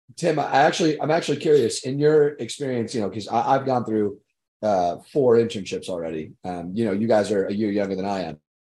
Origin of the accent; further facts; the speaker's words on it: Long Island, New York, United States; I am from Long Island, New York.